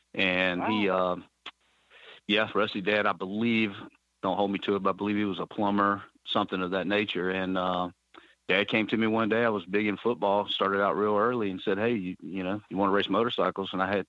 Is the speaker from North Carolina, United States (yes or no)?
no; Richmond, Virginia, United States; I was born in Richmond, Virginia